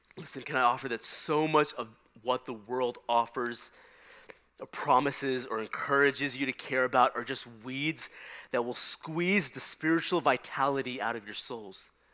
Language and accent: English; Texas, United States; we had the work of trying to uh, till and prepare the hard Texas soil